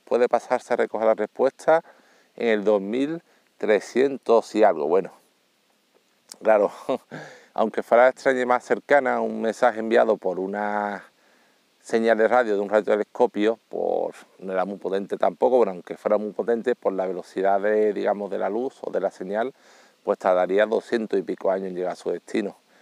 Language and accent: Spanish; Seville, Andalusia, Spain; yo soy sevillano